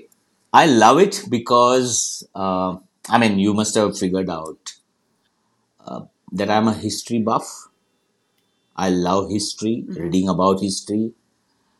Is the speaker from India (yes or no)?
yes; India; I was born in India